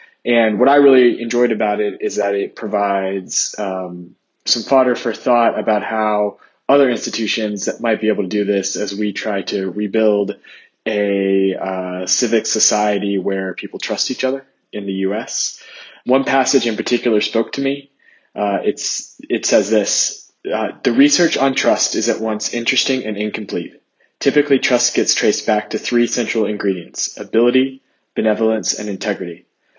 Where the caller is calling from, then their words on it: Zurich, Switzerland; I'm …, and I'm coming from Zurich, Switzerland.